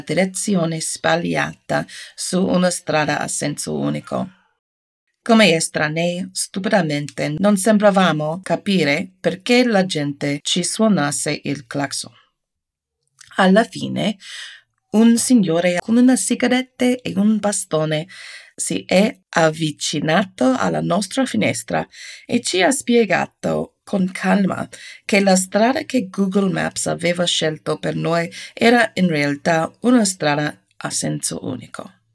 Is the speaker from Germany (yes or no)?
no; United States; Italian is a second language; Per me, un'americana